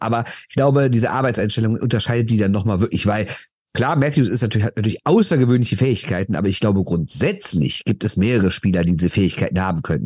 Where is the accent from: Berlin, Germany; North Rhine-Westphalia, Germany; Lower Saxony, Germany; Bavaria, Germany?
North Rhine-Westphalia, Germany; Düsseldorf; Ich bin aus Düsseldorf